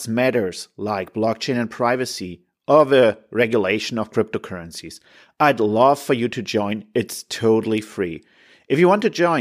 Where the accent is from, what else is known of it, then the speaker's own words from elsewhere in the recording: Hamburg, Germany; we're absolutely from Hamburg both